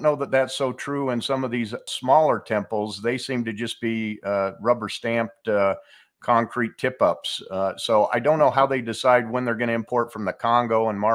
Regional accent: Davis County, Utah, United States; I grew up in Davis County

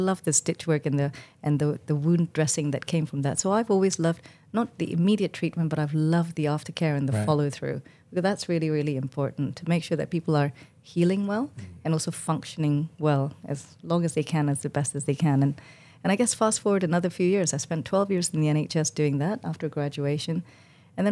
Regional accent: Malaysia; moved away as an adult; now in United Kingdom; I was born in Malaysia and to a family of doctors and nurses

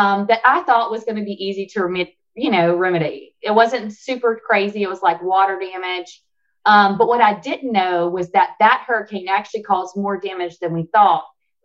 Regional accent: Alexandria, Louisiana, United States; moved away; I moved back to my hometown of Alexandria, Louisiana in 2019

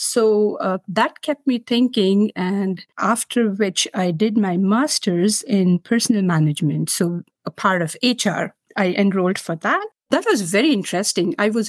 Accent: Maharashtra, India; first language Marathi; English is a second language; Marathi is my mother tongue back in India, and I'm a literature graduate.

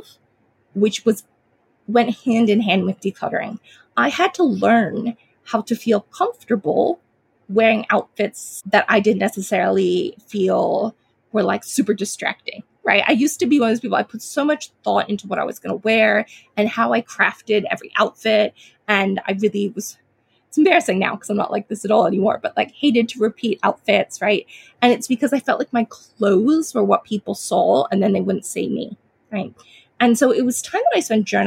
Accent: United States; now in Australia; I am a Chinese American. Well, I grew up in America. I live in Australia now, but grew up in America as a young child

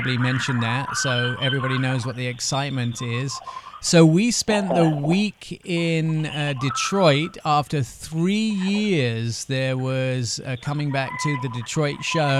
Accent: England, United Kingdom; They have plenty, but we're English. You don't do anything.

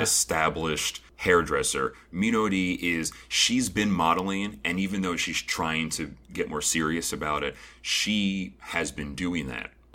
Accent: United States; being an American

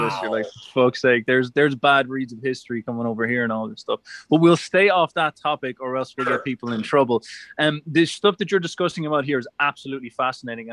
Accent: Ireland; being an Irishman

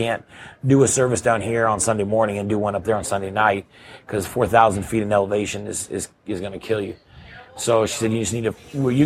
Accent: Texas, United States; moved away as an adult; I was born and raised in Texas, and that's where I came to Christ.

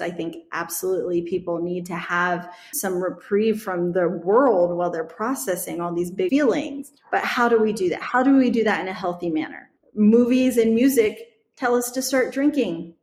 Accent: Midwest, United States; I grew up in the Midwest around the Amish community

